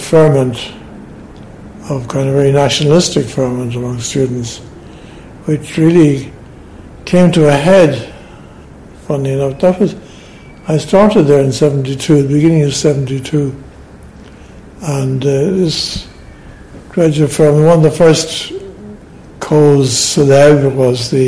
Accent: Dublin, Leinster, Ireland; moved away as an adult; now in Hong Kong; I'm from Dublin

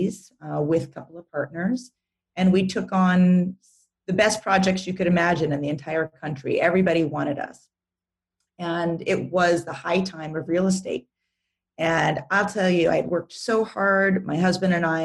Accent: Doral, Florida, United States; moved away as an adult; also born or lived in Hawaii / Costa Rica; driving the golf cart in the community in Miami, Florida, where I grew up in Doral

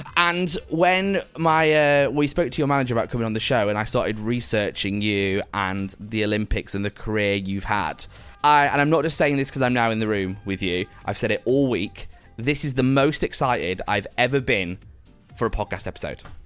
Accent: Preston, North West England, United Kingdom; I grew up in Preston, and I think although Preston is a little bit bigger than that, I grew sort of outside of Preston

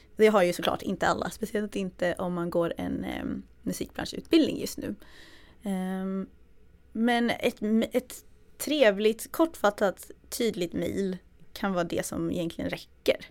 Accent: Växjö, Kronoberg County, Sweden; jag är från Småland, från Växjö, eller utanför Växjö.

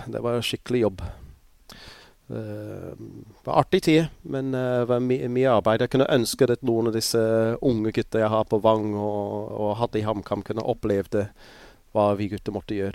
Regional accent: Pontypridd, Wales, United Kingdom; born there; also born or lived in Scotland / St Helena; jeg er født i Pontypris, så flyttet jeg til eh, Skottland eh, i ett og et halvt år. Og så flyttet jeg til en øye som heter St. Helene.

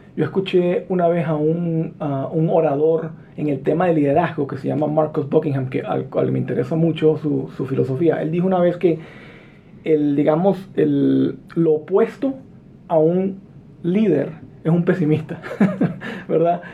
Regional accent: La Victoria, Aragua, Venezuela; first language Spanish; moved away as an adult; also born or lived in California, United States; now in United States; yo nací en California, de padres guatemaltecos. Me crié en Venezuela

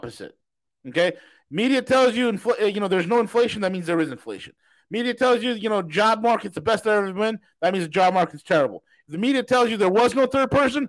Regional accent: New York, United States; being from New York, I talk with my hands

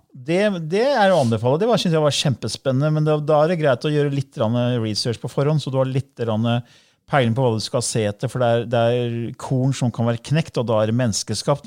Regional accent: Norway; du og jeg ble født her i Norge

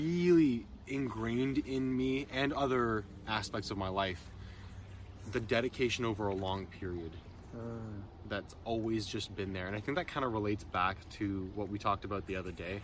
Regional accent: Ottawa, Ontario, Canada; growing up in Ottawa

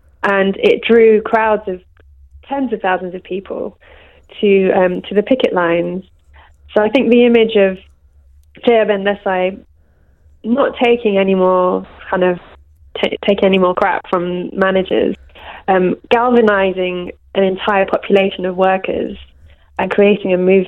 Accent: London, United Kingdom; I'm from Brent too

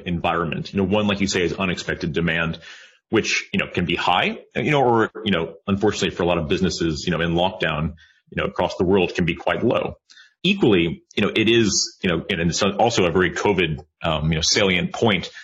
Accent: United States; I'm an American

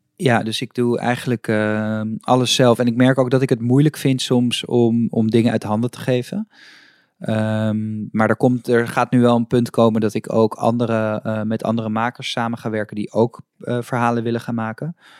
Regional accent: Amsterdam, North Holland, Netherlands; ik kom uit Amsterdam en ik fiets iedere ochtend naar mijn, naar, naar mijn studio door het Vondelpark

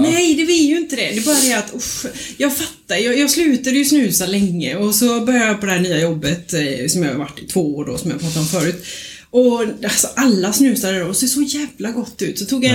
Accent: Småland, Sweden; now in Kungsbacka, Sweden; jag är från Småland

